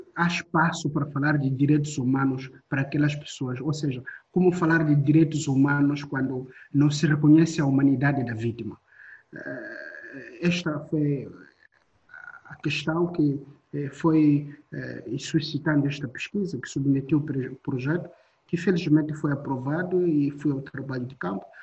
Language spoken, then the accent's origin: Portuguese; Mozambique; Eu nasci, cresci ainda hoje em Moçambique